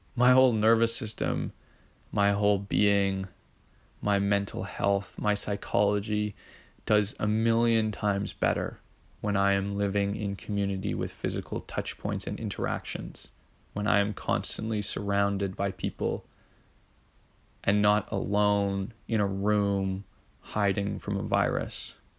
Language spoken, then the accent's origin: English; Edmonton, Alberta, Canada; I grew up in Edmonton